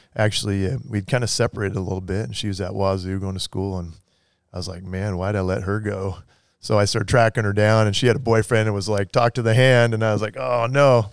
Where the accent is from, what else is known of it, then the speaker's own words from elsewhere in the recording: Everett, Washington, United States; Grew up in, uh, Snohomish County, Everett area.